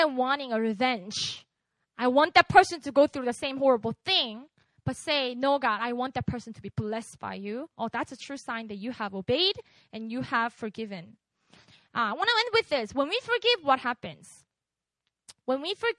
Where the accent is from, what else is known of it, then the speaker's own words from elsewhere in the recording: Busan, South Korea; English is a second language; moved away; I grew up in Busan